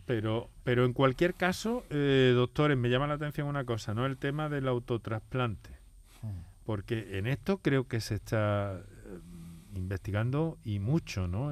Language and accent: Spanish; Andalusia, Spain; en nuestra tierra, en Andalucía